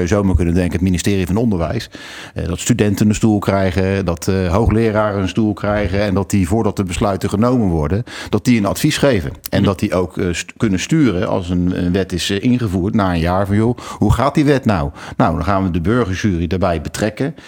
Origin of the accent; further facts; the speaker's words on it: The Hague, South Holland, Netherlands; Ik kom uit Den Haag